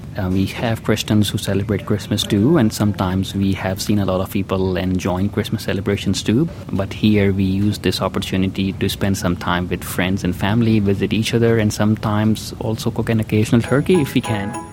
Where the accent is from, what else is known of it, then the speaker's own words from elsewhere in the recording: Pakistan; now in Australia; I'm from Pakistan originally.